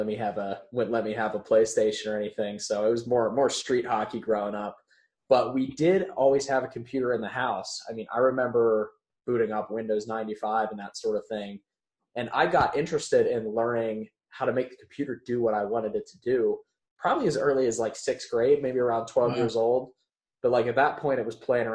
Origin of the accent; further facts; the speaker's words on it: Latrobe, Pennsylvania, United States; now in Pittsburgh, United States; I grew up in the very exciting city of Latrobe, Pennsylvania